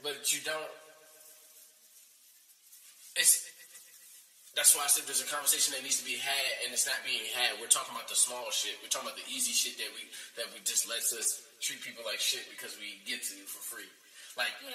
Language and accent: English; United States; being an American, born in America